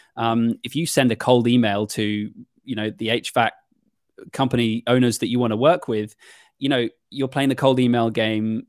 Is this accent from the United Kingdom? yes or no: yes; United Kingdom; as a Brit